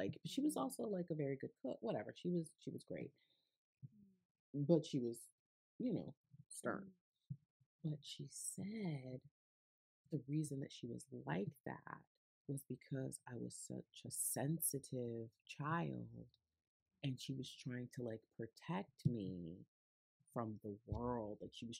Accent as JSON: {"language": "English", "region": "Connecticut", "country": "United States", "tie": "born or raised there", "said": "I grew up in Connecticut, right?"}